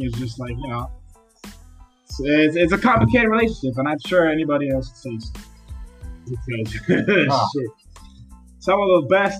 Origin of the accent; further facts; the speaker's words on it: Miami, Florida, United States; moved away as an adult; I'm from Miami. Grew up there. Fucking half Dominican, half Nicaraguan.